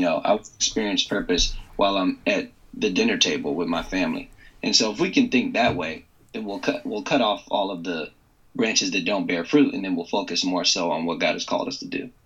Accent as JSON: {"language": "English", "area": "Loudoun County", "region": "northern Virginia", "country": "United States", "tie": "born or raised there", "said": "I grew up in the most wealthy county in the country, Loudoun County, which is in northern Virginia, just outside of D.C."}